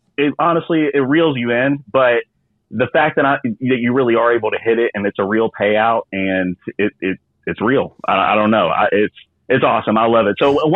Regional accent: Louisville, Kentucky, United States; now in Las Vegas, United States; I was born in Louisville, Kentucky.

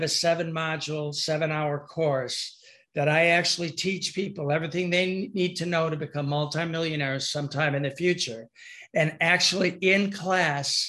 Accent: Michigan, United States; I'm from Michigan

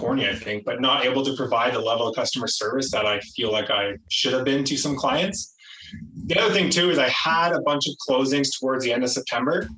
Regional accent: Toronto, Ontario, Canada; I am from the Toronto area, GTA. I grew up here.

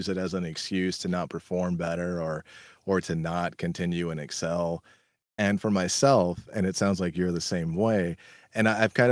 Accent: California, United States; I'm from California

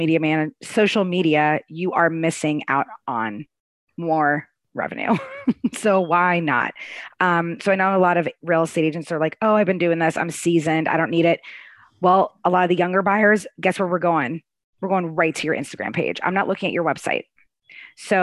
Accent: Arlington, United States; moved away as an adult; now in Raleigh, United States; I grew up in Arlington

